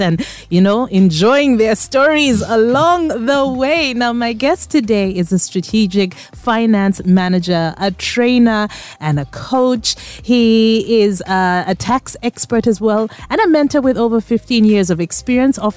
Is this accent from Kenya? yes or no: yes; Nairobi, Kenya; now in Uganda; I was born in Nairobi